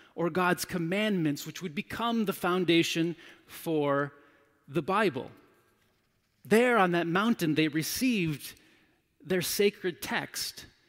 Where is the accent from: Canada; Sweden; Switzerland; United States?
United States; as an American male